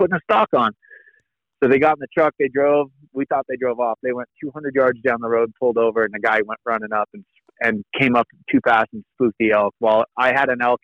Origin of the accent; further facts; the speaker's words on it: California, United States; I was from California.